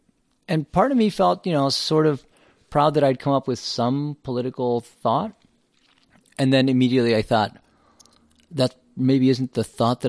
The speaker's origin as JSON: {"language": "English", "town": "Champaign", "region": "Illinois", "country": "United States", "tie": "born or raised there", "said": "I was born in Champaign, Illinois."}